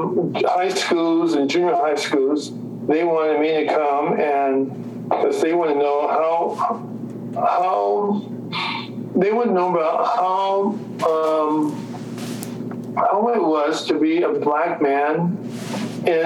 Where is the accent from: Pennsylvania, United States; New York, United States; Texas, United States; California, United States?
California, United States; Los Angeles; moved away as an adult; also born or lived in Utah; I'm from Los Angeles, reared in Los Angeles